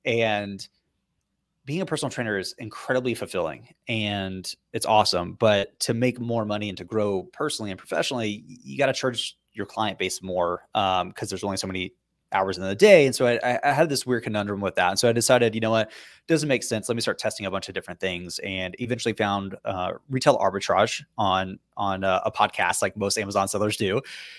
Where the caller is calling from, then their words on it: Boston, Massachusetts, United States; So we're actually in downtown Boston.